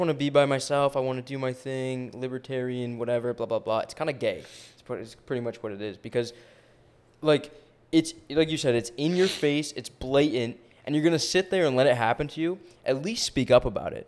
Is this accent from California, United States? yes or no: no; New York, United States; I grew up in New York